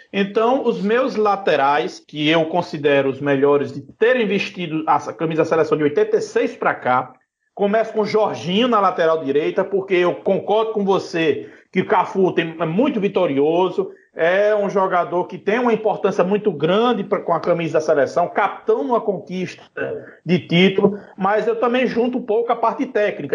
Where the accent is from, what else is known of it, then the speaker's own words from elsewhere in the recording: Maceió, Alagoas, Brazil; eu nasci em Maceió, morava num bairro chamado Ponta Grossa